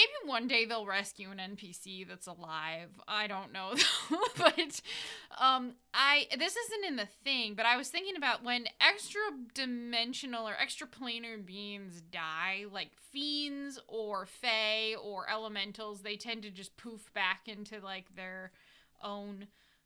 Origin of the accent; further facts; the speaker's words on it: United States; we're American